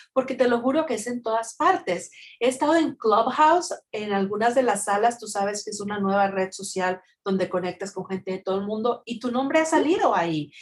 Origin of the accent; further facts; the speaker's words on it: Mexico; yo soy mexicana